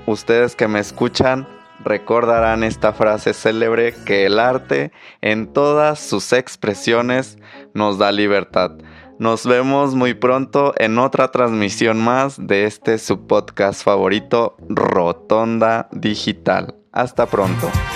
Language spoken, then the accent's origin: Spanish; Mexico; somos todos los mexicanos